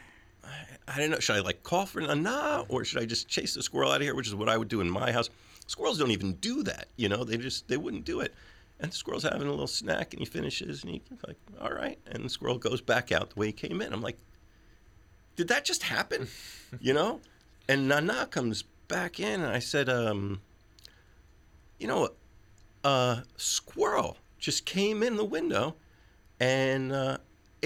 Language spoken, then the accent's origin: English; New York, United States; as a New Yorker